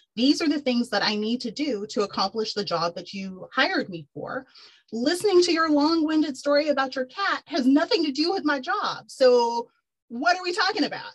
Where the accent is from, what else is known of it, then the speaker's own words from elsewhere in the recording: Texas, United States; moved away as an adult; also born or lived in New York City; I'm born and raised in Texas.